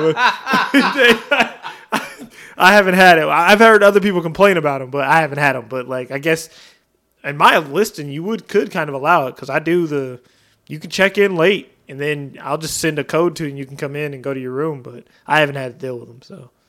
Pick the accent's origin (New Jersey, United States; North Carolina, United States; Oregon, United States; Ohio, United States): Oregon, United States; now in Texas, United States; I'm from Oregon. We have huge backyards